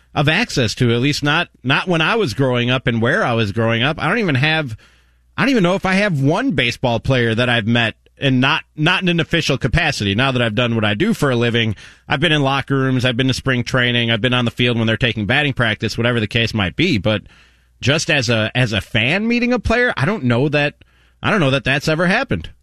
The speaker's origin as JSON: {"language": "English", "town": "Chicago", "region": "Illinois", "country": "United States", "tie": "born or raised there", "said": "I grew up in Chicago watching those two guys"}